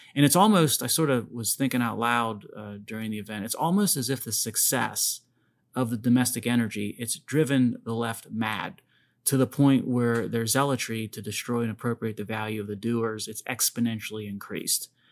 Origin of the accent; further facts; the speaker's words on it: Pittsburgh, Pennsylvania, United States; although I never left Pittsburgh